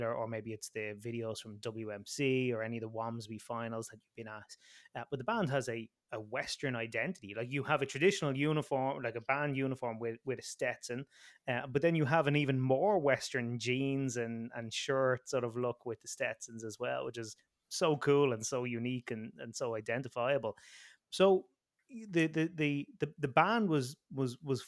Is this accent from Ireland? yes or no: yes; Ireland; as an Irishman here